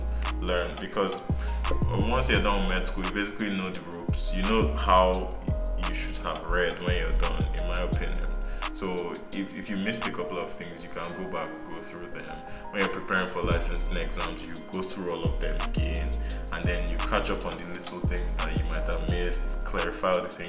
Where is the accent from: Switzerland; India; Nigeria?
Nigeria; We're really Nigerian